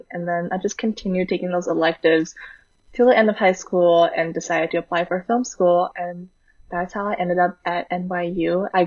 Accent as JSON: {"language": "English", "town": "Vancouver", "region": "British Columbia", "country": "Canada", "tie": "born or raised there", "moved": "as an adult", "lives_now": "New York City, United States", "said": "I'm currently in New York City, but I grew up in Vancouver, where I went to a pretty STEM focused high school."}